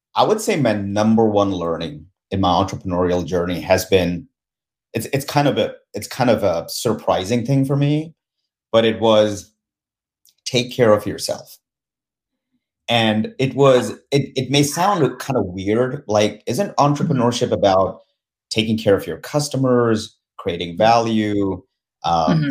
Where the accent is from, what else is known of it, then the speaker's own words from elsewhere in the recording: India; moved away as an adult; now in United States; I was born and raised in India